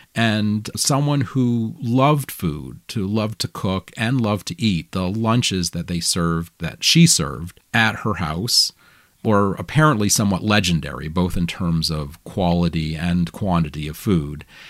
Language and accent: English; Augusta, Maine, United States; in Augusta, where I grew up